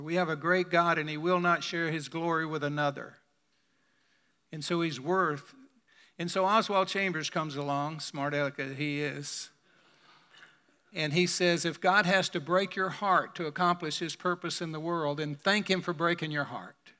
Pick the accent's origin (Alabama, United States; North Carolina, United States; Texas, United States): Alabama, United States; Birmingham; my hometown in Birmingham